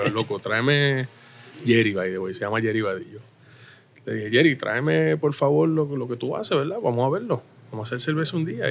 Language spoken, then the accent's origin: Spanish; Caguas, Puerto Rico; also born or lived in Santurce; me trajeron a los tres días para acá. y desde entonces vivo en el mismo lugar, en el mismo barrio, en la misma urbanización, toda la vida